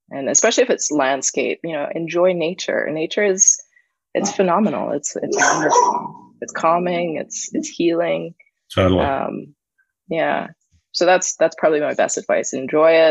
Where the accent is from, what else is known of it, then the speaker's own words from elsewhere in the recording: Barbados; I do. I'm from Barbados.